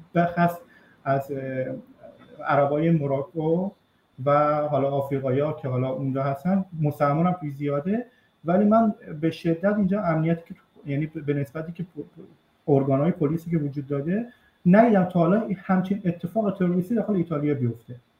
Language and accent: Persian; Iran; now in Italy; من بیرون از ایران هستم